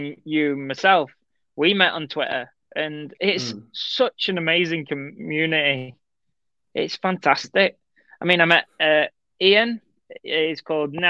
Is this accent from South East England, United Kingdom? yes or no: no; Skegness, East Midlands, United Kingdom; I'm originally from Skeggy.